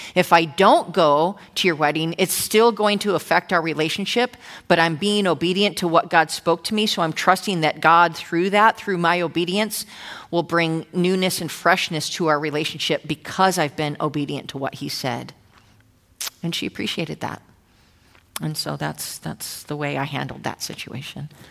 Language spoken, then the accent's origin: English; New Jersey, United States; also born or lived in Old Bridge, New Jersey; now in Irvine, United States; I'm from Jersey